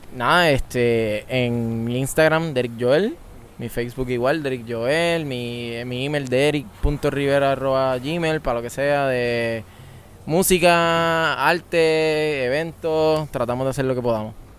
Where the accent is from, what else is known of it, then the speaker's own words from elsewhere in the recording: Mayagüez, Puerto Rico; me nací, nací criado en Mayagüez